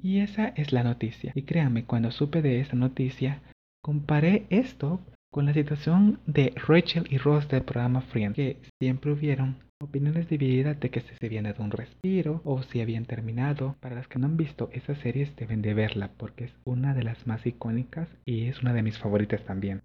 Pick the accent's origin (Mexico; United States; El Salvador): El Salvador; soy salvadoreño